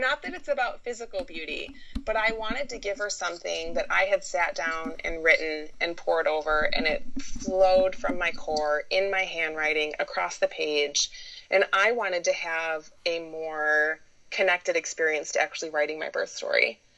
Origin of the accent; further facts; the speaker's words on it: Michigan, United States; I was born and raised in Michigan, been here pretty much my whole life